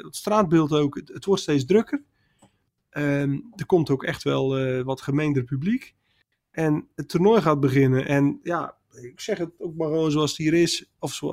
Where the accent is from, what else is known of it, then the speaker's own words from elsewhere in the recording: Netherlands; wij kijken er waarschijnlijk als Nederlanders vrij nuchter naar dat je denkt, ja joh, dan heb je zo'n mooie carrière gehad